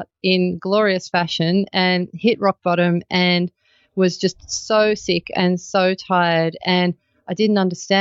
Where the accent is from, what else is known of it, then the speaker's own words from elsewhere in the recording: Melbourne, Victoria, Australia; now in Byron Bay, Australia; I'm originally from Melbourne and I live near Byron Bay now.